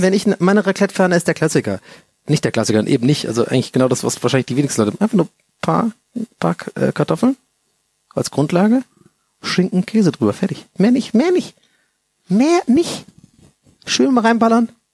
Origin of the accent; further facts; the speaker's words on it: Southern Germany, Germany; bei uns im Süden